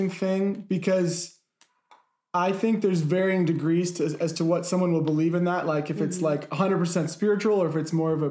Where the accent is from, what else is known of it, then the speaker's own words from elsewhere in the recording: Missouri, United States; And I'm from Missouri